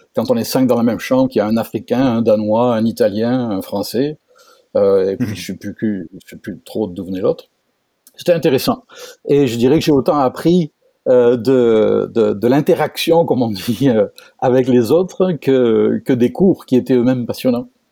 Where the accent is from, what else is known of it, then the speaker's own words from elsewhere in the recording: France; moved away as an adult; now in Quebec, Canada; je suis français, français d'origine, comme mon accent ne le laisse pas deviner. Euh, donc moi aussi un importé au Québec depuis 20 ans